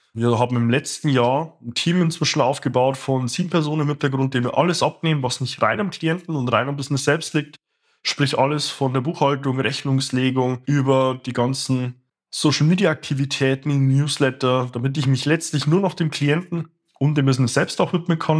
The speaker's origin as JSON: {"language": "German", "region": "Bavaria", "country": "Germany", "tie": "born or raised there", "also_born_or_lived": "Stuttgart", "moved": "as an adult", "said": "meiner Heimat hier in Bayern"}